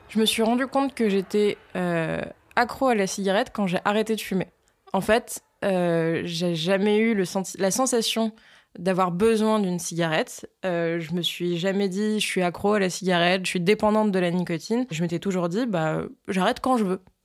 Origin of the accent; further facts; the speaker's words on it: France; Je suis une Française